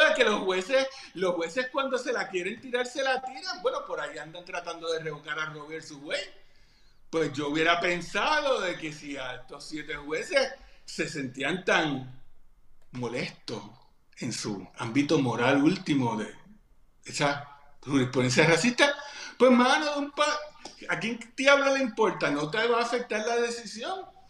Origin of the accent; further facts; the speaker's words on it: Puerto Rico; no somos Estado